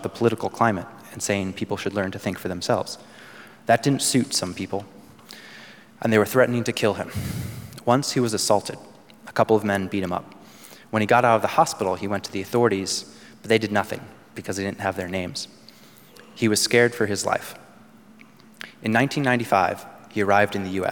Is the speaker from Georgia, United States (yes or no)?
yes; Georgia, United States; Growing up in Georgia, we didn't have insurance